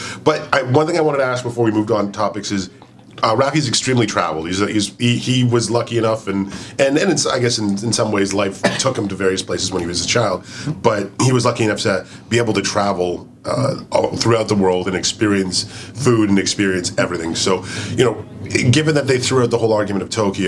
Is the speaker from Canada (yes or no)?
yes; Canada; I am still Canadian